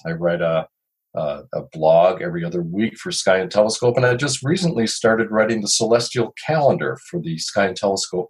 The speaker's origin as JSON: {"language": "English", "town": "Chicago", "region": "Illinois", "country": "United States", "moved": "yes", "lives_now": "Duluth, United States", "said": "I've lived in Duluth for many, many years, although I'm originally from Chicago"}